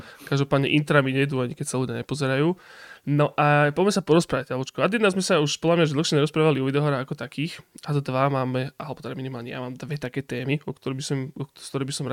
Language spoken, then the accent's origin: Slovak; Košice, Košice Region, Slovakia; A potom rok na to už ja s Jabočkom Stepom sme boli doma v Košiciach